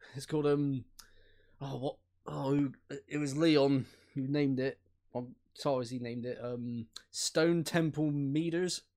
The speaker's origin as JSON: {"language": "English", "town": "Bristol", "region": "South West England", "country": "United Kingdom", "said": "I'm from Bish-, Bishorsworth, so I'm not too far."}